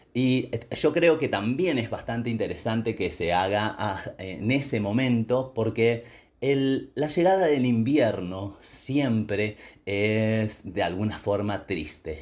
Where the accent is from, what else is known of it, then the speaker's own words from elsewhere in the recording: Argentina; siendo argentinos